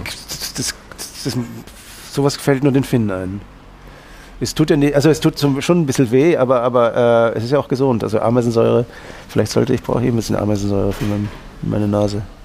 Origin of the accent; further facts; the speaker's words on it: Northern Germany, Germany; now in Austria; ich bin ja aus Norddeutschland, da hat man dann eben diese Affinität nach Skandinavien